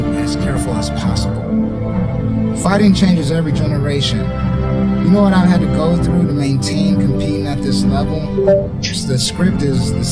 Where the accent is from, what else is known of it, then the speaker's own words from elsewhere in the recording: Los Angeles, California, United States; I was born in Los Angeles, California in 1976 and raised in Hollywood, California